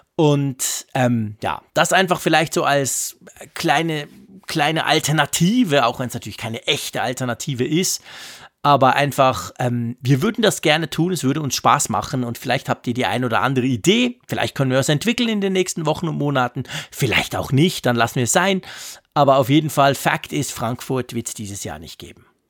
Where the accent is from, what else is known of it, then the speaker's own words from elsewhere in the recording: Switzerland; ich bin ein Schweizer